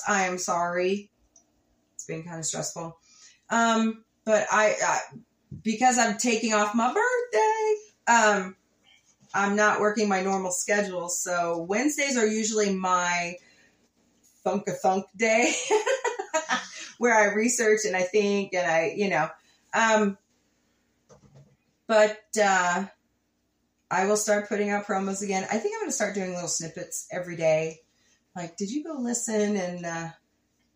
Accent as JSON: {"language": "English", "area": "Ozark Mountains", "region": "the Ozarks", "country": "United States", "said": "We're from the Ozark Mountains."}